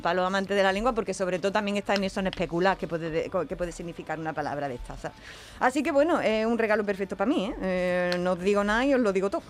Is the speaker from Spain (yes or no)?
yes; Andalusia, Spain; en Andalucía